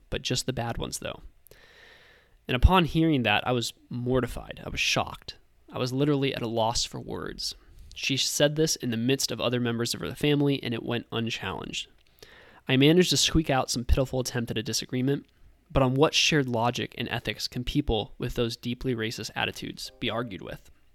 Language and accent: English; St. Louis, Missouri, United States; Growing up in the upwardly mobile suburbs of Saint Louis